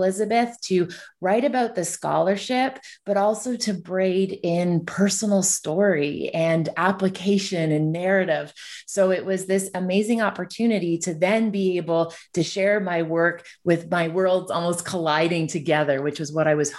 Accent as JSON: {"language": "English", "region": "Ontario", "country": "Canada", "said": "So I'm from Canada. So I'm from a community that's tucked between Toronto and Ottawa. So I'm originally from Ontario."}